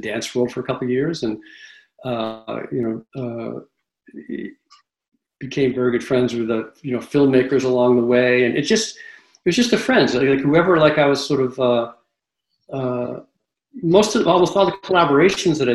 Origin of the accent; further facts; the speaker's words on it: Massachusetts, United States; now in Red Hook, United States; I grew up in Massachusetts